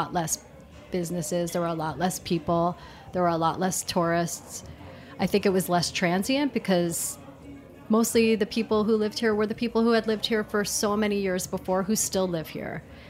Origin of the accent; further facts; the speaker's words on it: New York City, New York, United States; It's a neighborhood that reminds me of the East Village near to where I grew up in Manhattan.